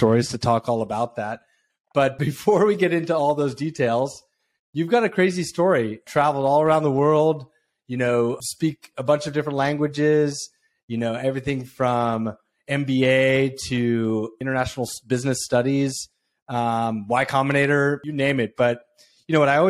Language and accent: English; San Francisco Bay Area, California, United States; I grew up in the San Francisco Bay Area